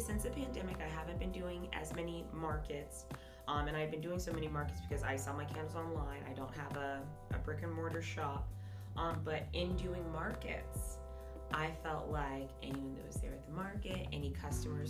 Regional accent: Jacksonville, Florida, United States; born and raised in Jacksonville

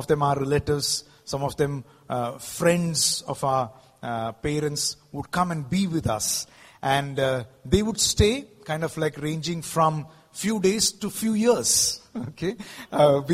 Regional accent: Mumbai, Maharashtra, India; also born or lived in South India; I'm basically from the south, but I grew up in Mumbai.

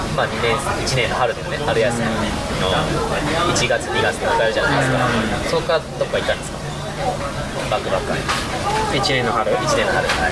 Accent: Aichi, Japan; 地元愛知県のもう本当スポーツ系の高校に行って3年間みっちりサッカーやった

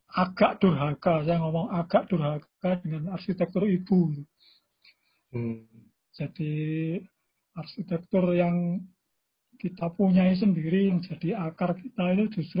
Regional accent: Java, Indonesia; first language Javanese; Indonesian is a second language; Uh, saya di Jawa ini ya, ya saya bahasa ibu saya bahasa Jawa gitu.

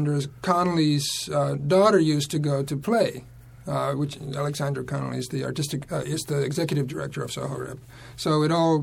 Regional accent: Slovakia; moved away as an adult; also born or lived in Oklahoma; now in New York City, United States; I was born in Slovakia, and I came to America when I was 18 by myself

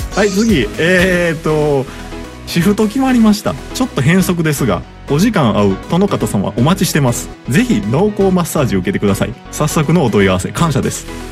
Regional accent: Kansai, Japan; 関西から来た俺

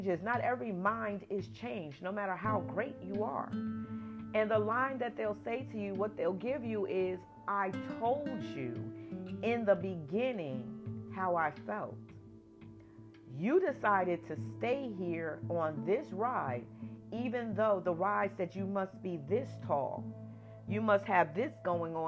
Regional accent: New Jersey, United States; moved away as an adult; also born or lived in Atlanta, Georgia; I am from New Jersey.

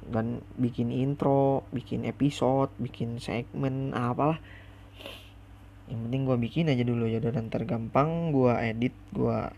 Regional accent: West Java, Indonesia; accent: Sunda kasar; Indonesian is a second language; awal perkenalan gue juga masih kaku ngomong bahasa Indonesia soalnya gue juga orang Sunda kan Sundanya Sunda kasar lagi

